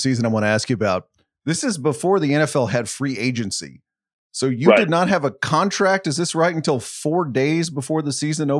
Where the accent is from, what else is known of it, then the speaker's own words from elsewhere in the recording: Fort Worth, Texas, United States; when I'm growing up in Fort Worth 30 years ago